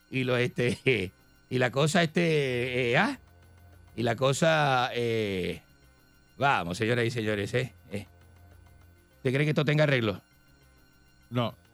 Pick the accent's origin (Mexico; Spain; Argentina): Argentina; moved away; also born or lived in Chile; porque yo salí en plena dictadura de Pinochet, salí yo de Argentina. Me fui, me fui a Chile.